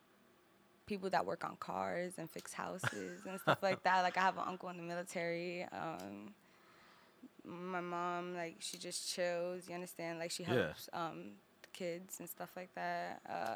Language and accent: English; New York, United States; growing up in New York, that's a bigger part of us.